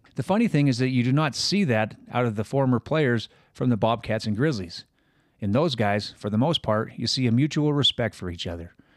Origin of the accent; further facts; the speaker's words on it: Butte, Montana, United States; I grew up in Butte, which is pretty much halfway between the schools